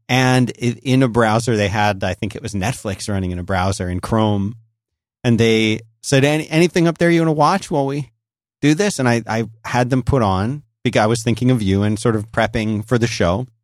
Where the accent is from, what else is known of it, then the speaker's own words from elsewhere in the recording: Philadelphia, Pennsylvania, United States; when I grew up in Philadelphia